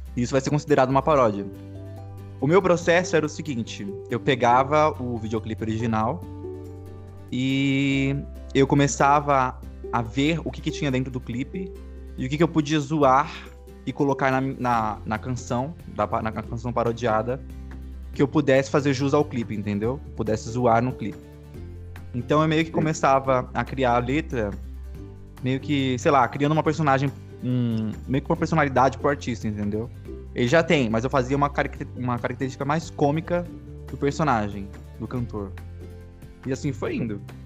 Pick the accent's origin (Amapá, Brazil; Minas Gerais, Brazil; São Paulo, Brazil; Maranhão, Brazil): São Paulo, Brazil; Vinhedo; Eu sou de Vinhedo, São Paulo